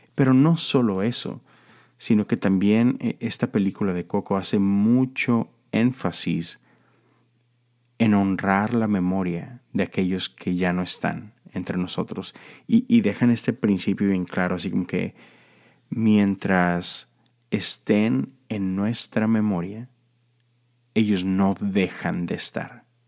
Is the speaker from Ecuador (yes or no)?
no; Mexico; esta tradición que tenemos en México